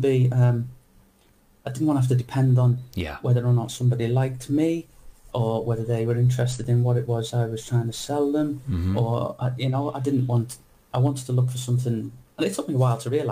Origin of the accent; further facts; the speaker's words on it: Liverpool, North West England, United Kingdom; moved away; also born or lived in London; I'm from Liverpool. From Liverpool originally in England, but I've only ever worked in London.